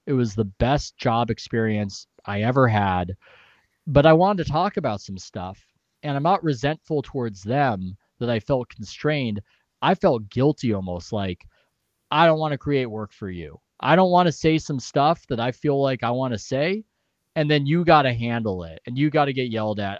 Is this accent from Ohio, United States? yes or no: no; San Diego, California, United States; I'm from San Diego